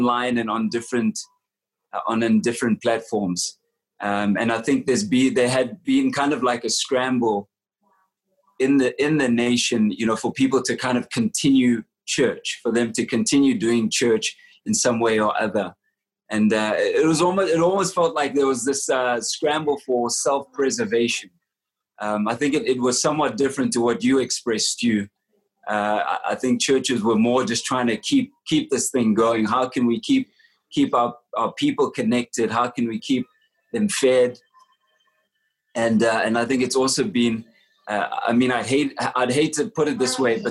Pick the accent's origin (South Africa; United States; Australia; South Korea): South Africa; I'm from South Africa. I live in Johannesburg.